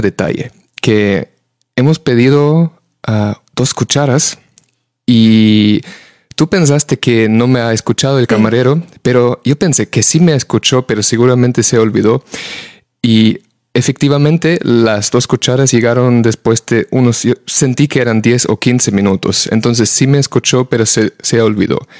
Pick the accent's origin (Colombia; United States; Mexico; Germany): Germany; now in Spain; en el país de donde vengo yo, en Alemania